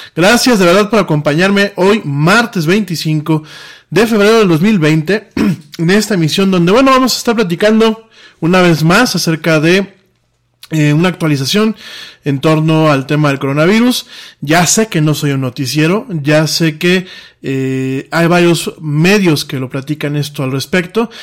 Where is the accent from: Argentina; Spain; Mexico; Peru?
Mexico; aquí en mi país